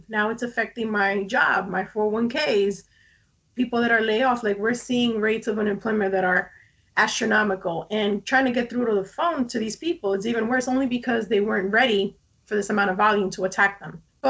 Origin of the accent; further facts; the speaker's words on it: New York City, New York, United States; In between Queens and the Bronx, but I was born in Brooklyn, so I definitely hit 3 out of 5 boroughs.